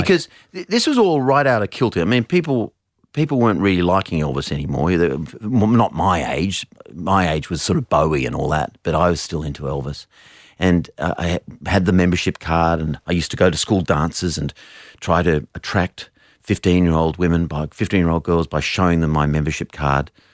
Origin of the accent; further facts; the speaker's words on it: Australia; as an Australian man